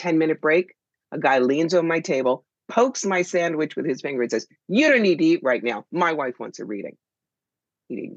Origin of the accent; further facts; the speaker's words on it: United States; As an American